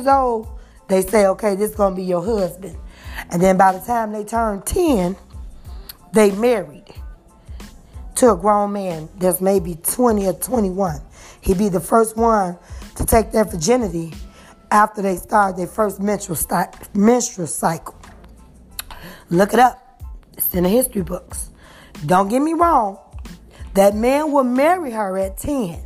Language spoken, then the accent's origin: English; Chicago, Illinois, United States; I am from Chicago